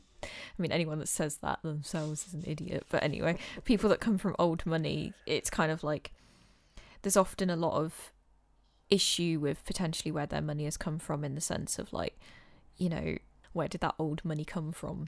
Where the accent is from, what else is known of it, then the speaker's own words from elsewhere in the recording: England, United Kingdom; We're being so English